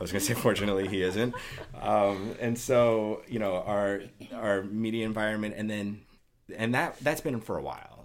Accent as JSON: {"language": "English", "country": "United States", "said": "as an American"}